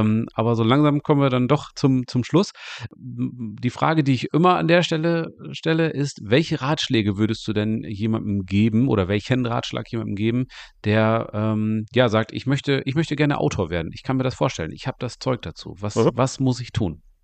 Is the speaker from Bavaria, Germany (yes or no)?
no; East Frisia, Lower Saxony, Germany; ich komme ja hier aus Ostfriesland